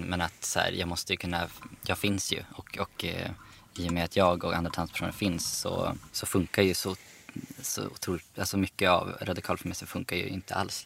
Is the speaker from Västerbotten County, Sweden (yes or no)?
yes; Umeå, Västerbotten County, Sweden; now in Stockholm, Sweden; Sen har jag, flyttade jag till Stockholm också. Jag är från Umeå egentligen